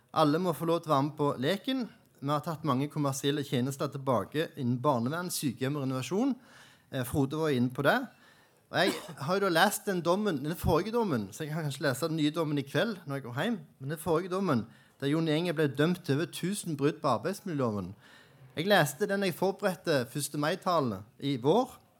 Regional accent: Jæren, Rogaland, Norway; now in Oslo, Norway; jeg kommer fra Jæren

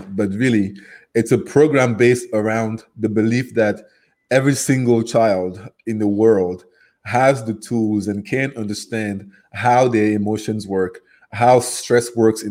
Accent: Cameroon; accent: Cameroonian; first language French; English is a second language; moved away as an adult; now in United States; my accent is from Cameroon, which is geographically in West Africa. So my first language is French, and I moved to the U.S. in 2008

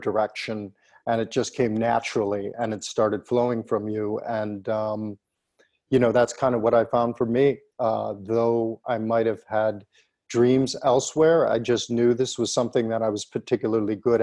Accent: Plymouth, Michigan, United States; in my hometown of Plymouth, Michigan

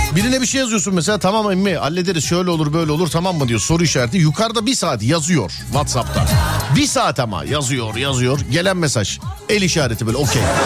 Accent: Istanbul, Turkey; bir İstanbullu olarak

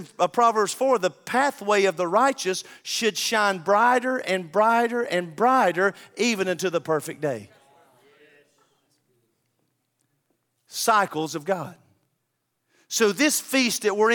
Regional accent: the South, United States; I'm a Southerner.

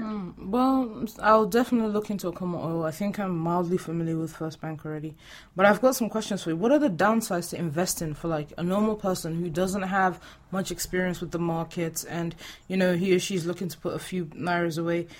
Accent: Nigeria; moved away; we're both Nigerian

